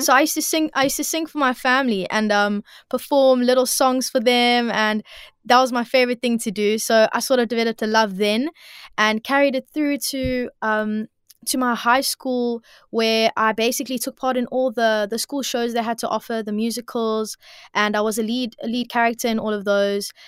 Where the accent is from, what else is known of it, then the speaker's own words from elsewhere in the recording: Cape Town, Western Cape, South Africa; also born or lived in Bloubergstrand; I grew up, um, well, originally I grew up in Milnerton, Milnerton area, um, and now I'm living Bloberg side at the moment